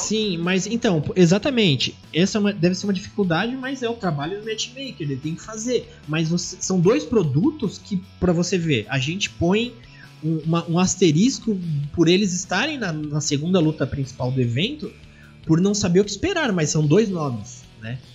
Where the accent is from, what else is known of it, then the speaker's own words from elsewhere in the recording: Brazil; nós brasileiros, colônia portuguesa, falamos português